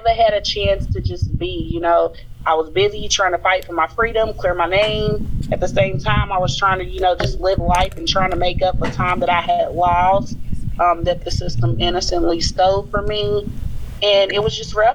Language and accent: English; Louisville, Kentucky, United States; I'm an exoneree from Louisville, Kentucky